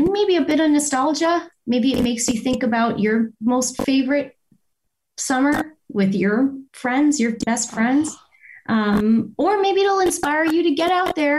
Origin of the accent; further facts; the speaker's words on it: Windsor, Ontario, Canada; also born or lived in Toronto; I'm from Windsor, Ontario